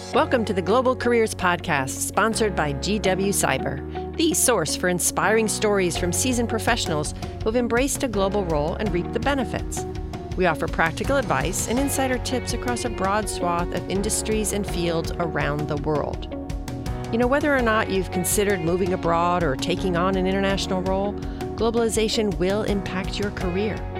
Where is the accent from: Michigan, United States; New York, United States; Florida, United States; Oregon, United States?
Florida, United States; Miami; Miami? I mean, my hometown